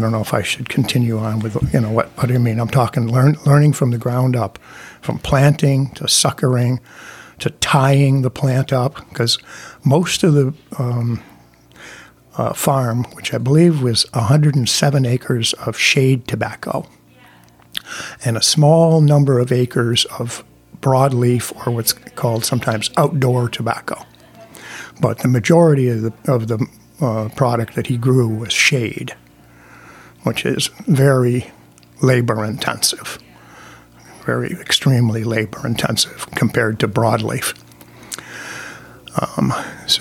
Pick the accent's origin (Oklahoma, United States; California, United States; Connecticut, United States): Connecticut, United States; Windsor; I'm from Windsor. I live in Windsor.